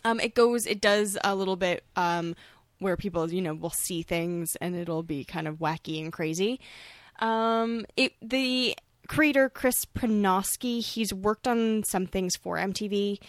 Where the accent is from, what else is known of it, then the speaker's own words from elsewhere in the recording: Toronto, Ontario, Canada; I grew up in Toronto